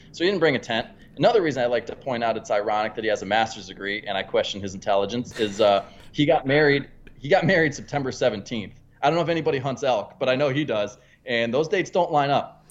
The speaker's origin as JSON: {"language": "English", "region": "Pennsylvania", "country": "United States", "said": "I'm from Pennsylvania"}